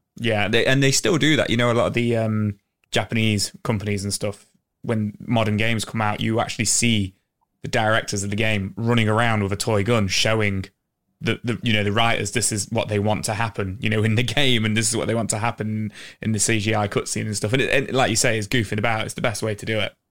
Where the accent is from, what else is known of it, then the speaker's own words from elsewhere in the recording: England, United Kingdom; we're from England